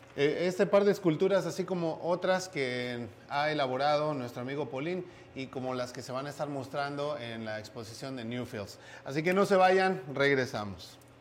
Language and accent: Spanish; Mexico; moved away; porque yo soy mexicano